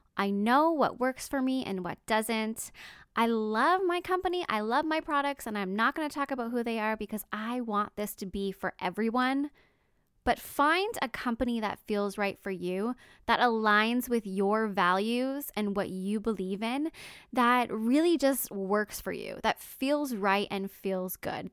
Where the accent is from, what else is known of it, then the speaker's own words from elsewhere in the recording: Canada; I'm Canadian